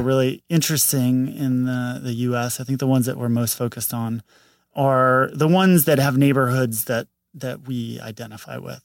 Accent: St. Louis, Missouri, United States; moved away as an adult; now in Los Angeles, United States; Saint Louis, Missouri

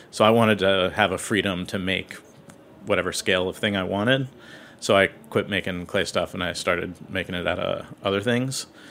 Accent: Seattle, Washington, United States; now in New York, United States; I grew up in Seattle

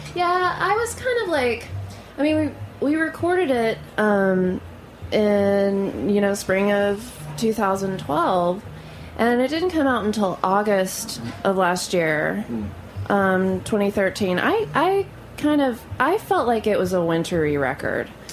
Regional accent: Louisiana, United States; moved away; also born or lived in Tulsa, Oklahoma; I was born in Louisiana, but my whole family's in Tulsa, Oklahoma

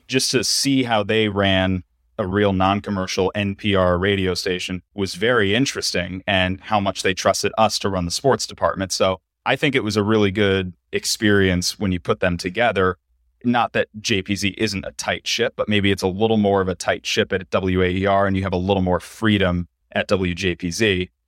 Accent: New Jersey, United States; moved away as an adult; also born or lived in Fayetteville, Arkansas / Syracuse; now in Cleveland, United States; growing up in New Jersey, I was lucky to be fairly well traveled with my family.

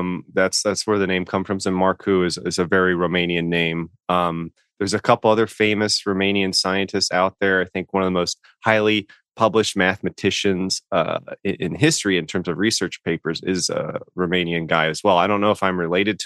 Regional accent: California, United States; moved away as an adult; also born or lived in Sacramento / San Francisco Bay Area; now in East Coast, United States; I'm a native Californian. I grew up splitting my youthful days between Sacramento and the Bay Area.

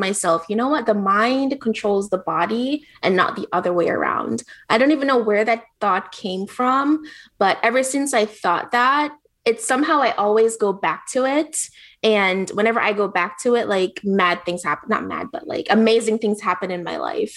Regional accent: Jamaica; moved away; I grew up poor, so I thought poor was just going to be me. I grew up in Jamaica, really, really poor, with a single mom. Then I moved here

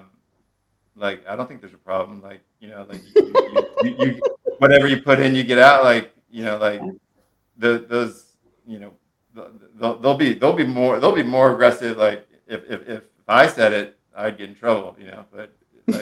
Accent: Monterey County, California, United States; now in San Francisco, United States; I was raised in Monterey County, live in San Francisco

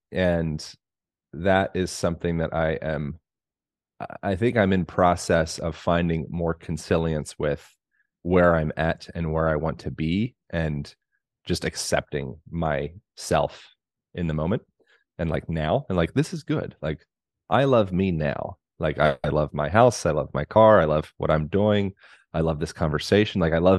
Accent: Pennsylvania, United States; moved away as an adult; also born or lived in Hawaii / Colorado / Oregon / California; Other than I grew up in Pennsylvania, but I moved to Hawaii when I was 18 and then Boulder, Colorado, and then Bend, Oregon, and then Santa Monica

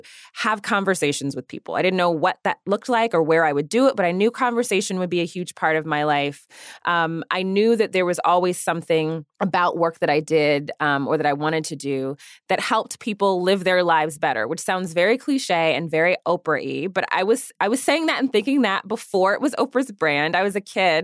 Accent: Washington, District of Columbia, United States; I grew up in the Washington, D.C. area

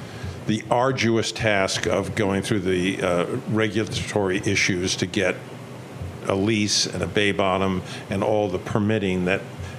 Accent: Great South Bay, Long Island, New York, United States; I grew up on the Great South Bay, and I wanted to kind of reattach to my roots.

